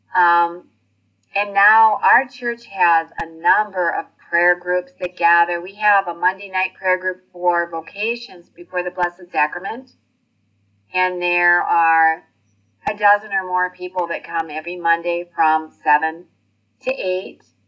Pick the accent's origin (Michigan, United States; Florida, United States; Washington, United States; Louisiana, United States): Michigan, United States; Detroit; moved away; I'm originally from Detroit, Michigan, and we've lived in a few other states, but we've been here for 28 years.